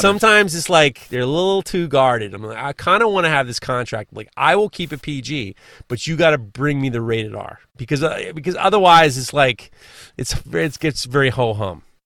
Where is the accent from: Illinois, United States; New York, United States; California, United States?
New York, United States; I'm from New York